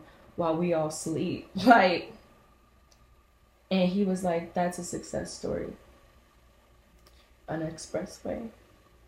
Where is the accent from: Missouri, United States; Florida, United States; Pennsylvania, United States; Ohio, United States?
Ohio, United States; Cincinnati; I'm from Cincinnati, Ohio